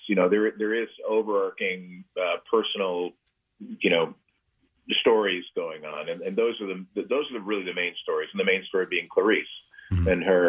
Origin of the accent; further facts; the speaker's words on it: Lakewood, New Jersey, United States; Seaside. Well, I'd say that, but Seaside or Point Pleasant.